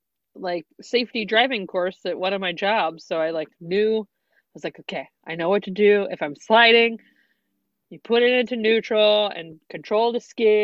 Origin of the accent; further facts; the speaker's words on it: the South, United States; moved away; we grew up in the South, so we didn't have a lot of like snow days, but we would have ice days.